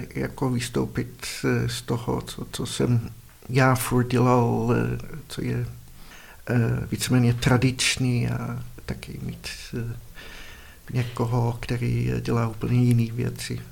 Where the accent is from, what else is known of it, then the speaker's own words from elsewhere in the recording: Netherlands; Czech is a second language; moved away as an adult; now in Prague, Czech Republic; já pocházím z Holandska, ale v Praze bydlím už asi 30 let